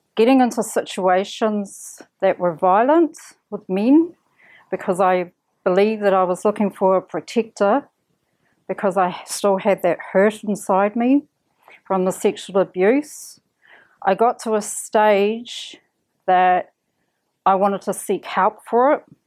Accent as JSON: {"language": "English", "town": "Kaitaia", "region": "Northland", "country": "New Zealand", "tie": "born or raised there", "also_born_or_lived": "Auckland", "moved": "yes", "said": "I come from Kaitaia"}